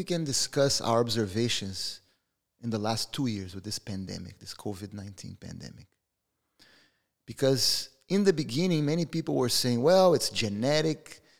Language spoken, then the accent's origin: English; Brazil; We're from Brazil.